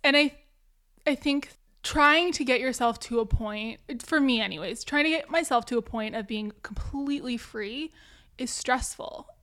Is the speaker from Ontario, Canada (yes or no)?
no; Vancouver, British Columbia, Canada; I'm from Vancouver, Canada